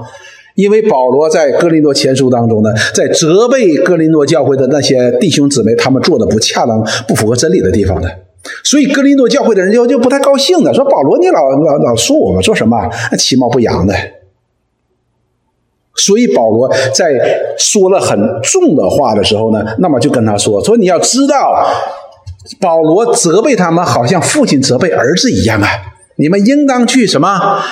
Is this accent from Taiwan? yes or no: no; Northeast China, China; 我们东北人